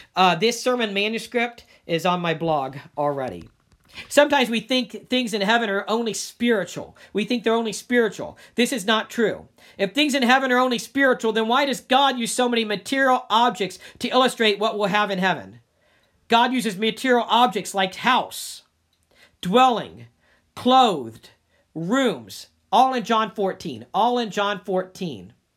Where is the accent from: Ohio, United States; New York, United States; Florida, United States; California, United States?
Ohio, United States; Dayton; moved away as an adult; also born or lived in Cincinnati; now in Northeast Ohio, United States; I moved from Cincinnati, though I'm originally from Dayton.